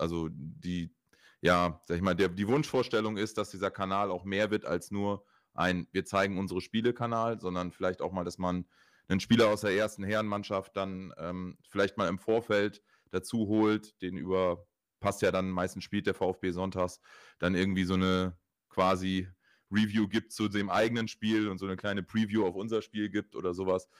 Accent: Oldenburg, Lower Saxony, Germany; ich komme aus Oldenburg

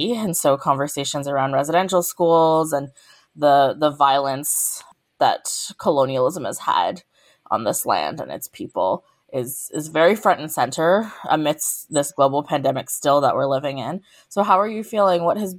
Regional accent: South Africa; now in Canada; For me, I'm also South African

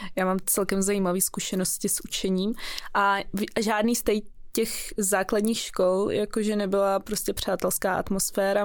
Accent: Prague, Czechia; also born or lived in Russia; jsem z Prahy, narodila jsem se tady, ale jinak moje rodina je z Ruska

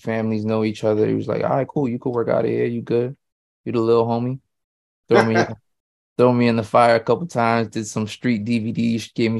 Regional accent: Queens, New York, United States; Yeah, Queens.

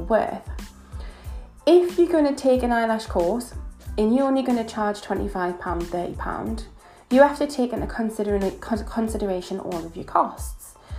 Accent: Newcastle upon Tyne, North East England, United Kingdom; accent: northern; I am from Newcastle. As you can probably tell from my accent, I am a northern girl, proud to be

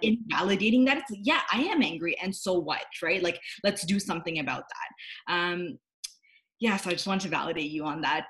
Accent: Canada; I'm from Canada.

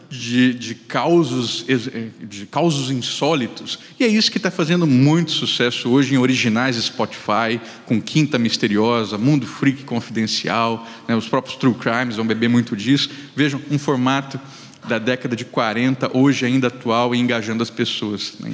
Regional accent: Mato Grosso do Sul, Brazil; also born or lived in Rio Grande do Sul; Mas olha que o sotaque é uma loucura, porque eu sou sul-mato-grossense.

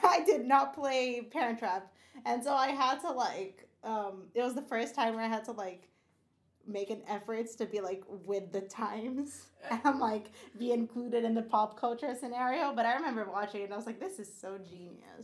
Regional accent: Brazil; I grew up in Brazil, but I didn't grow up in like the desert.

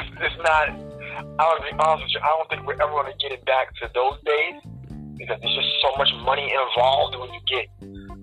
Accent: New York City, New York, United States; I'm from East Elmhurst, Queens

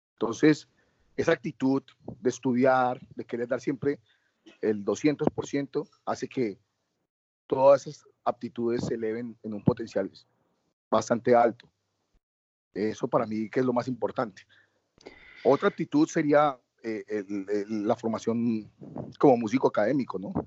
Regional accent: Colombia; Yo me siento orgulloso de llegar a un país y decir yo soy colombiano

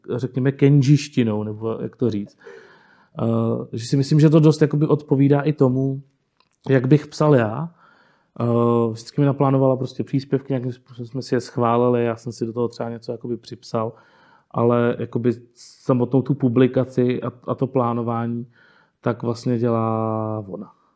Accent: Jihlava, Vysočina Region, Czechia; já jsem tady vlastně jako odmala, jsem jako rodilý hlavák, dá se říct, nebo Pávovák, už jsem vyrostl prostě na Pávově. A jsem tady vlastně celý život

